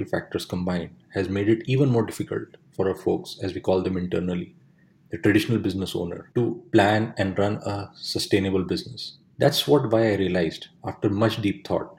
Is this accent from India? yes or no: yes; India; my hometown in India